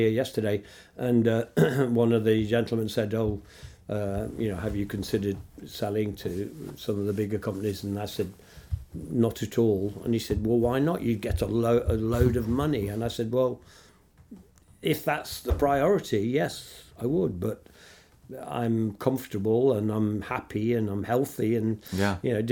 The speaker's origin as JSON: {"language": "English", "town": "Nottingham", "region": "East Midlands", "country": "United Kingdom", "tie": "born or raised there", "said": "five warehouses in my hometown"}